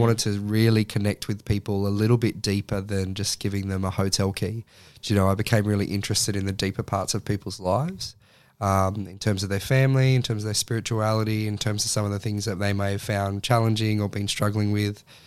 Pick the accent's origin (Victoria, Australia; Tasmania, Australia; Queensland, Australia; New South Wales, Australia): New South Wales, Australia; Sydney; moved away as an adult; now in Central Coast, Australia; I grew up in Sydney and, uh, and then once I had finished high school, moved to the Central Coast